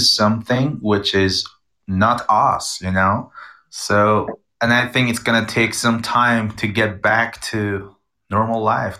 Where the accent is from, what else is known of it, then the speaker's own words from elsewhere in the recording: Iran; I come from Iran.